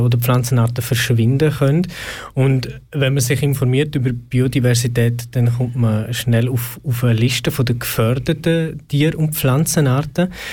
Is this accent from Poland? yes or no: no; Switzerland; bei uns in der Schweiz